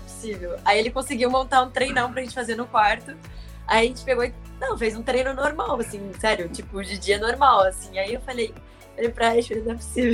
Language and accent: Portuguese; Brazil; como brasileiras